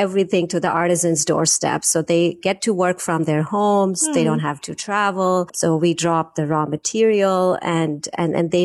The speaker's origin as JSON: {"language": "English", "country": "India", "tie": "born or raised there", "said": "I was born in India. I grew up in India in our manufacturing business"}